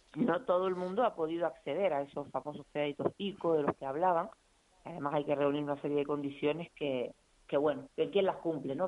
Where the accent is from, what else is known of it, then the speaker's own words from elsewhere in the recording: Canary Islands, Spain; como canarios